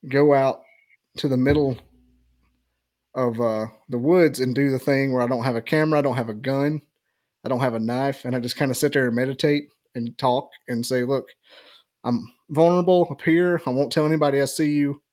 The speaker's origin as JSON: {"language": "English", "area": "Russell Cave National Park area", "region": "Alabama", "country": "United States", "tie": "born or raised there", "said": "we went to Russell Cave National Park. That's in my hometown"}